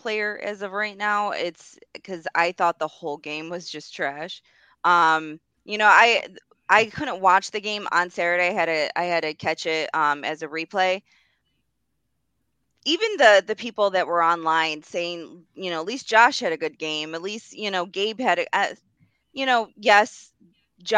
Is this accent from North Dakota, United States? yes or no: no; outside of Rochester, New York, United States; I grew up right outside of Rochester.